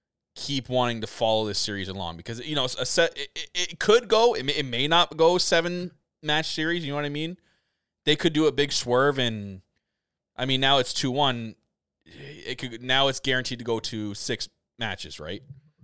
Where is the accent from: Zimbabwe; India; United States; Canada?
Canada; As a Canadian